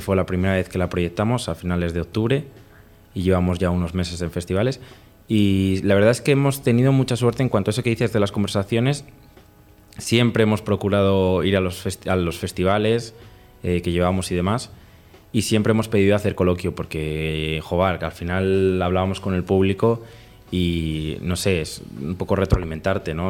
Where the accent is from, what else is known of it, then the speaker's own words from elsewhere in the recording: Spain; nosotros no somos de la capital, no somos de Madrid